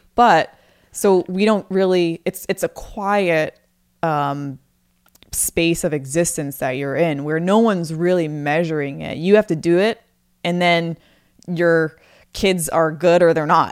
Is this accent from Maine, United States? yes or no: yes; Maine, United States; moved away as an adult; I moved away from Maine